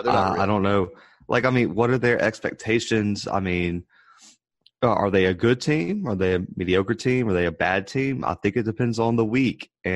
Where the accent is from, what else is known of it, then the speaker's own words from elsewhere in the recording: the South, United States; we're from the South